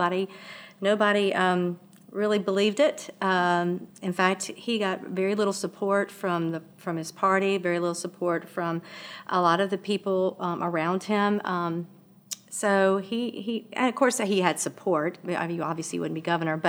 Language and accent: English; Mississippi, United States; now in Louisiana, United States; I was born in Mississippi